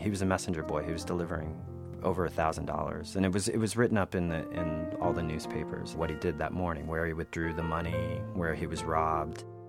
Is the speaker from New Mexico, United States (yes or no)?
yes; Albuquerque, New Mexico, United States; now in New York, United States; I grew up in Albuquerque